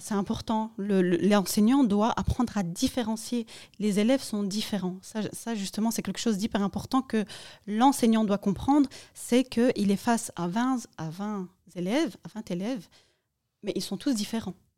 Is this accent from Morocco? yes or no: yes; Morocco; moi, je suis marocaine